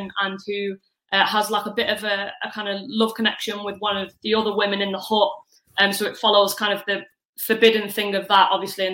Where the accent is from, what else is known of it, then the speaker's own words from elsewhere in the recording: Manchester, North West England, United Kingdom; accent: northwestern twang; I'm from Manchester